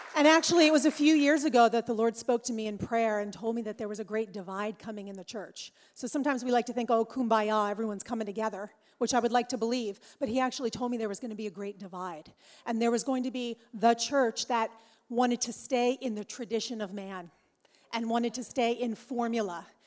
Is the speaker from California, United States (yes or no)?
yes; Orange County, California, United States; I'm from Orange County, California. Yes, it's much warmer there, y'all. Yeah, it's a little warmer. Uh, I live there with my husband James